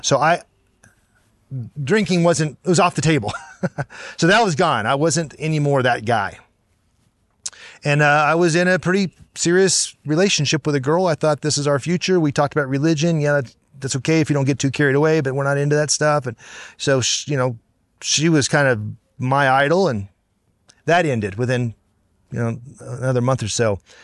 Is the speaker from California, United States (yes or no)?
no; Cincinnati, Ohio, United States; Grew up in Cincinnati, Ohio